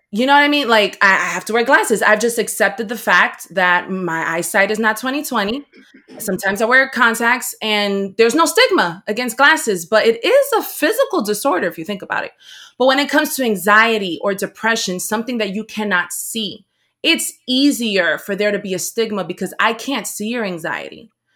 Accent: Paterson, New Jersey, United States; I was raised in Patterson, New Jersey

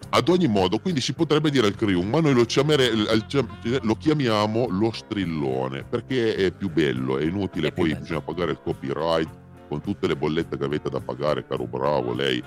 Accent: Piedmont, Italy; accent: Piedmontese; nel mio dialetto personale piemontese

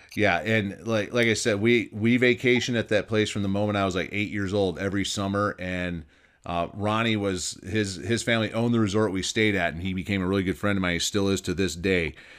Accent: Michigan, United States; also born or lived in Northern Nevada; now in Nevada, United States; Growing up in Michigan

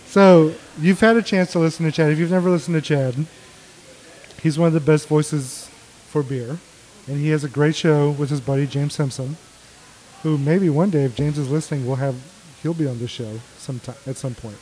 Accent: Mexico; now in Texas, United States; I was born in Mexico. We lived on the border for a long time

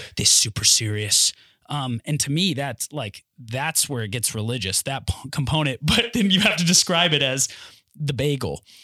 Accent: North Carolina, United States; where I'm from North Carolina, born and raised

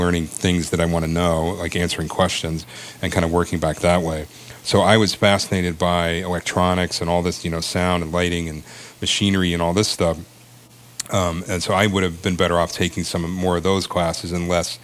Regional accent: Maryland, United States; moved away as an adult; also born or lived in Ithaca, New York; I grew up down in Maryland

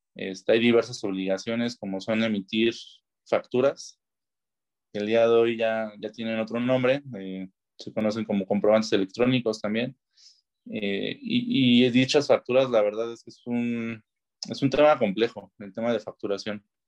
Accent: Mexico; Como mexicanos, como ciudadanos

